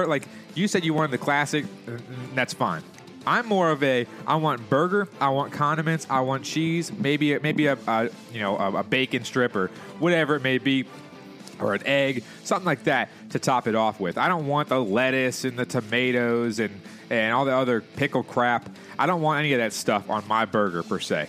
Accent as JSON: {"language": "English", "country": "United States", "said": "I'm an American"}